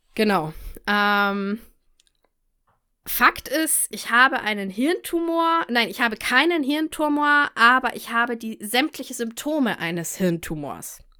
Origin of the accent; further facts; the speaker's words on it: near Munich, Bavaria, Germany; Ich komme aus der Nähe von München